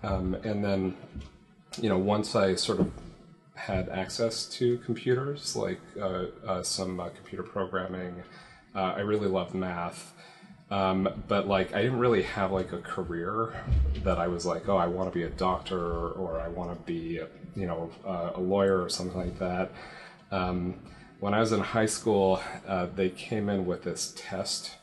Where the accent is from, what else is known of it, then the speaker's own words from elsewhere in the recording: Toronto, Ontario, Canada; moved away as an adult; now in San Francisco Bay Area, United States; I grew up in Toronto, and it's common there to go to school close to home